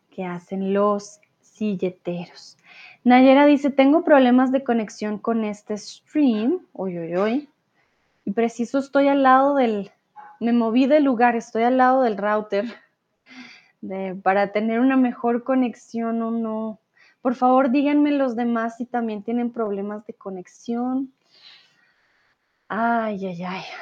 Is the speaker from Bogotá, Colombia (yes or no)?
yes; Bogotá, Colombia; Aquellos que ya me siguen ya por algún tiempo ya saben que yo no soy de Medellín, por eso mi acento es más neutral. Yo soy de Bogotá recuerden